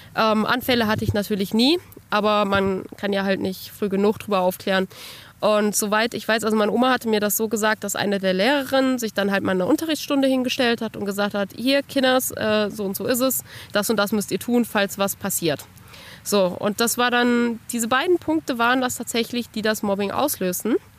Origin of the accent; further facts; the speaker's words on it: Bad Arolsen, Hesse, Germany; now in Kassel, Germany; Geboren und aufgewachsen bin ich in Bad Arolsen